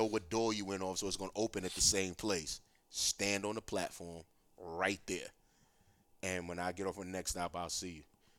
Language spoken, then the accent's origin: English; New York City, New York, United States; also born or lived in Brooklyn / Bronx; even when I moved from Harlem, we still went to school in Harlem.